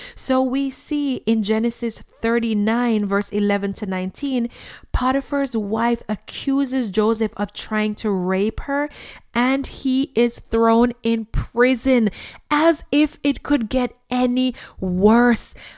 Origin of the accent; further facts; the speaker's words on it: Jamaica; when I was a child growing up in Jamaica